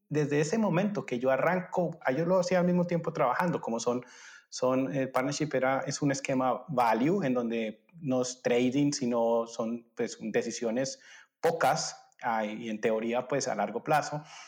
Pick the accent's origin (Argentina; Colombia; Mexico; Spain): Colombia; moved away as an adult; also born or lived in Germany; yo soy colombiano